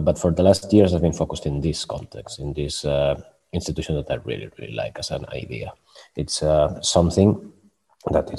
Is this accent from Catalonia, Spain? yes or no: yes; Barcelona, Catalonia, Spain; moved away as an adult; now in Stockholm, Sweden; I'm from Barcelona, and I've been living in Sweden for many years